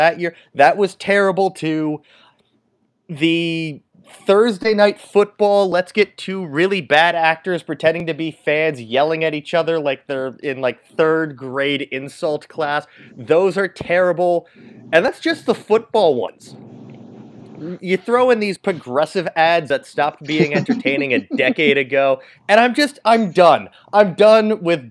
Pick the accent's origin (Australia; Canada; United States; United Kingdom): Canada; I'm Canadian